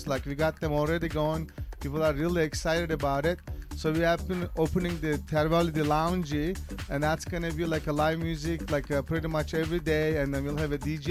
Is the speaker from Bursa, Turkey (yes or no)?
no; Istanbul, Turkey; also born or lived in San Francisco Bay Area, California; now in Seattle, United States; I am originally from Istanbul, Turkey. And I lived in Bay Area, San Francisco. I've been here about 20 years